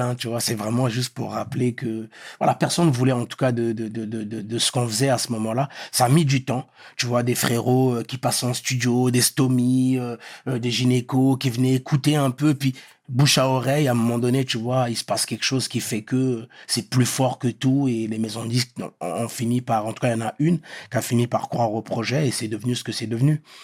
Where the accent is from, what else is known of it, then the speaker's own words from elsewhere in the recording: Meaux, Île-de-France, France; French is a second language; also born or lived in Pointe-Noire, Republic of the Congo; Moi, je suis de Meaux